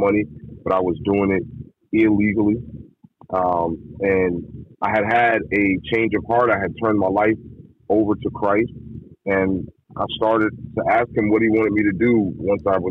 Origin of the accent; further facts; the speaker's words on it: East Coast, United States; I'm from the East Coast